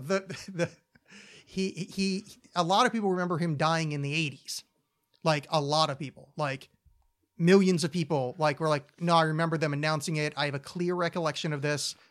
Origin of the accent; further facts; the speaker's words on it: Oakland, New Jersey, United States; my hometown of Oakland, New Jersey.